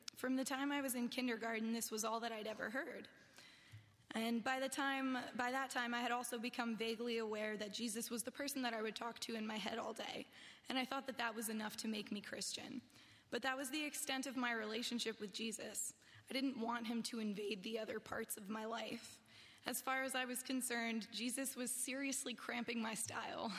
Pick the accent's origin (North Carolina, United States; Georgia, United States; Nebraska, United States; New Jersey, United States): New Jersey, United States; I grew up in New Jersey, where I lived with my mom